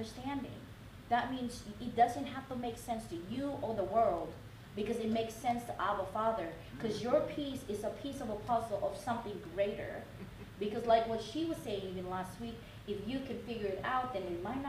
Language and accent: English; Oakland, California, United States; I'm from Oakland